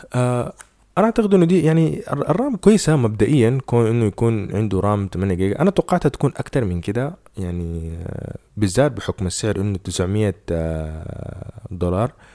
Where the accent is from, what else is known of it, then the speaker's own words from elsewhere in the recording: Sudan; إحنا هنا عندنا في السودان